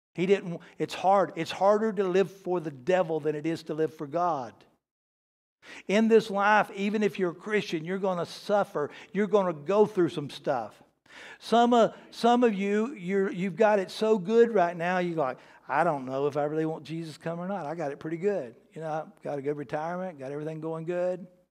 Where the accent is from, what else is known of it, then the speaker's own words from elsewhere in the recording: the South, United States; I'm from the South